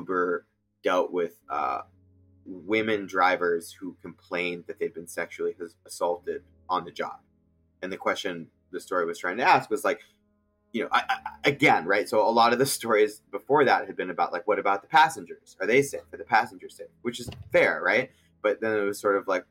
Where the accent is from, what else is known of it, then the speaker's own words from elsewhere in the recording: outside Silicon Valley, Northern California, United States; also born or lived in Egypt; I'm from Northern California. I grew up outside of Silicon Valley